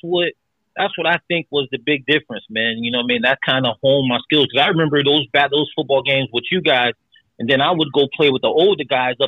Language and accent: English; Norwalk, Connecticut, United States; born or raised there